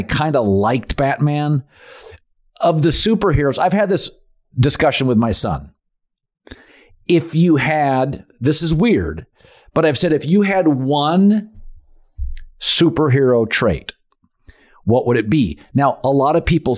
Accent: Seattle, Washington, United States; I'm from Seattle

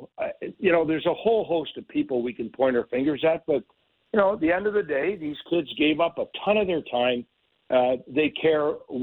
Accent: Pickering, Ontario, Canada; I'm from Pickering, and we have 8 reactors.

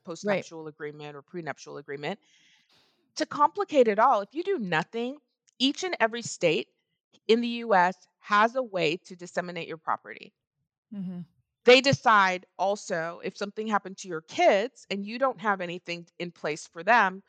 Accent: Texas, United States; And I am from Texas.

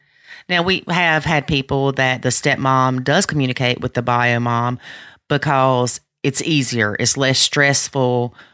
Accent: the South, United States; accent: Southern; my Southern accent

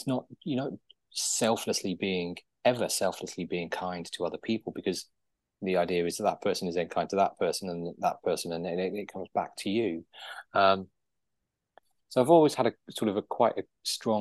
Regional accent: Guernsey; I was born and raised in Guernsey, which is an island in the English Channel

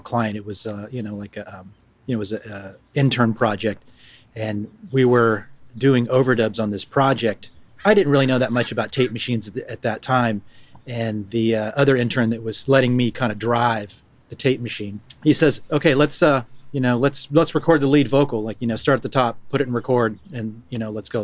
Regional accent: Modesto, California, United States; Grew up in Modesto, California. It's Central Valley, probably about, you know, hour and a half from San Francisco.

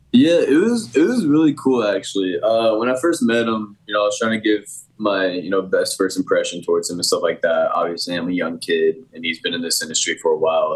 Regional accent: Indianapolis, Indiana, United States; born or raised there

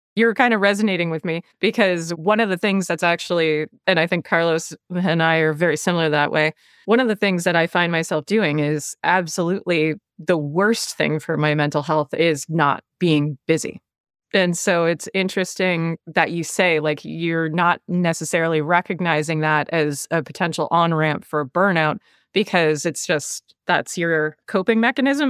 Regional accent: Canada; accent: Canadian; I've got the Canadian accent

